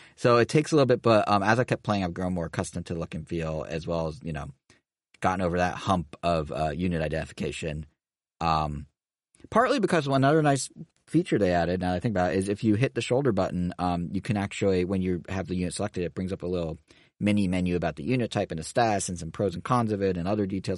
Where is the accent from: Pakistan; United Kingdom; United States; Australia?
United States; Montana; moved away; I grew up in Montana